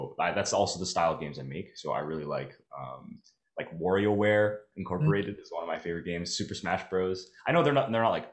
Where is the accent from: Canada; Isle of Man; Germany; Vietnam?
Canada; Mississauga, Ontario; also born or lived in Toronto; I grew up in Mississauga, but I went to high school downtown Toronto